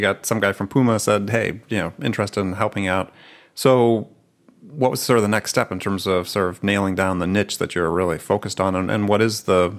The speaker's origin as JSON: {"language": "English", "region": "New York", "country": "United States", "said": "I'm from New York."}